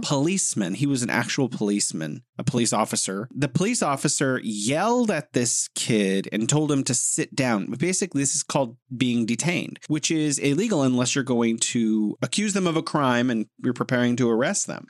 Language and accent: English; United States; I'm an American